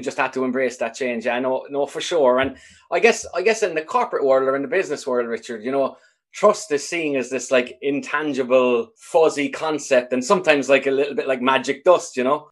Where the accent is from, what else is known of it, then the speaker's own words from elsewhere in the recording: Ireland; having grown up in sort of a, a homogeneous enough society in Ireland